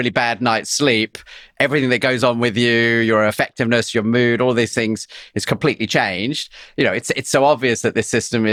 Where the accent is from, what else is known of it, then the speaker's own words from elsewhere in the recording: England, United Kingdom; I'm English